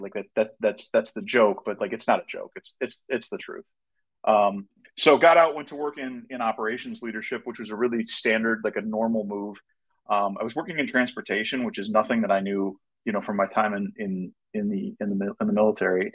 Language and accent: English; Minnesota, United States; also born or lived in Wisconsin; I grew up in Minnesota